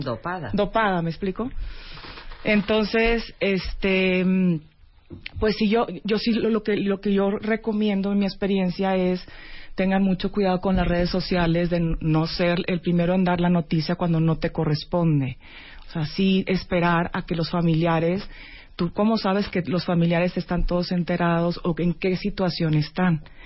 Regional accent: Monterrey, Nuevo León, Mexico; Yo soy de Monterrey

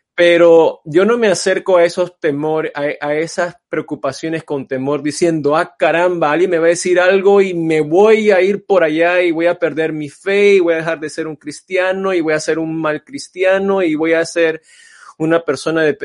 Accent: Panama; now in Los Angeles, United States; aunque soy de descendencia china, este, pero crecí en Panamá

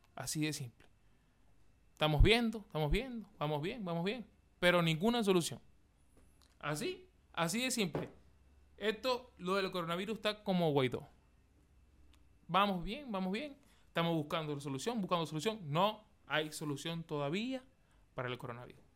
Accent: Maracaibo, Zulia, Venezuela; moved away as an adult; now in Chile; yo, que soy de Venezuela, Maracaibo

